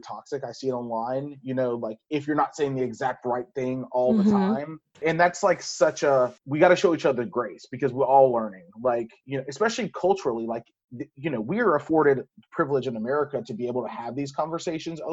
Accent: Louisiana, United States; accent: southern drawl; moved away; growing up in Louisiana

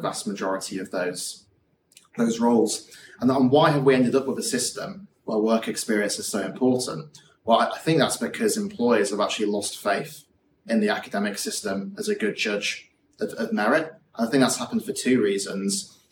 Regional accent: Yorkshire and the Humber, United Kingdom; growing up in West Yorkshire

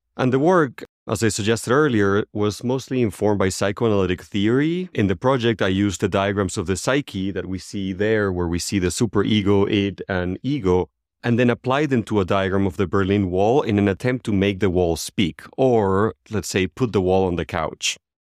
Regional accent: Venezuela; moved away as an adult; As I left Venezuela, my home country, ten, about twelve years ago

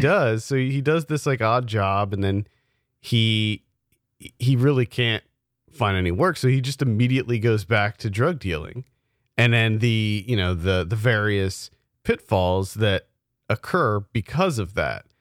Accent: South Central Pennsylvania, United States; we grew up in South Central Pennsylvania

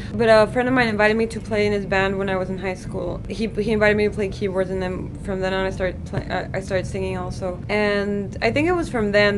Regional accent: Tijuana, Baja California, Mexico; English is a second language; also born or lived in Long Beach; I was born in Long Beach, but I was raised in Tijuana.

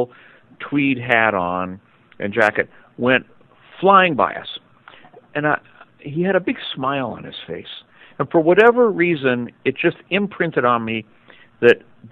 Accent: San Francisco, California, United States; also born or lived in Novato; I was raised by my grandparents, and we grew up in San Francisco

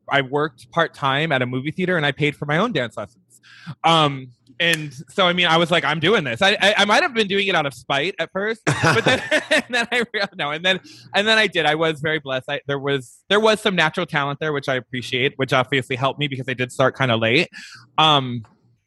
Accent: right outside of Detroit, Michigan, United States; I grew up right outside of Detroit, Michigan. So total Midwestern boy

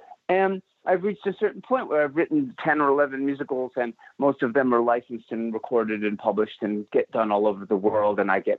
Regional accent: Detroit, Michigan, United States; also born or lived in Leeds, England / Windsor, Canada; And in October of 67, just not too long before my third birthday, we moved to suburban Detroit.

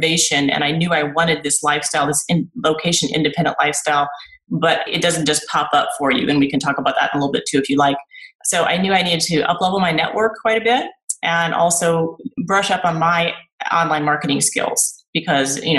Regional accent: Houston, Texas, United States; moved away as an adult; also born or lived in Iowa / Austin, Texas / Northern California; now in Todos Santos, Mexico; I grew up in Texas, in Houston

